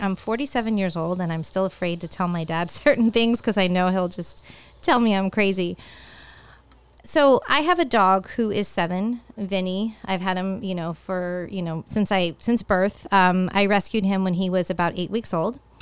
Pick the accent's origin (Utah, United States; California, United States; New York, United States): California, United States; now in Florida, United States; growing up in California, the weather really took a change in, in October